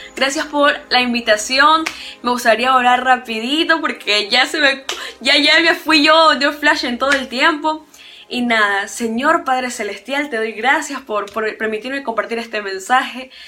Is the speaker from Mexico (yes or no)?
no; Ecuador; yo soy acá de Ecuador